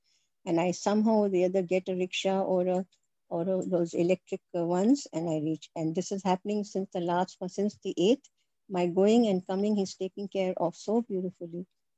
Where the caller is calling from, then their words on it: Patiala, Punjab, India; also born or lived in Delhi; I would also like to testify that I am speaking from Patiala. I shifted from Delhi 2 years, 4 years back. And I'm part of a Punjabi Hindi parish.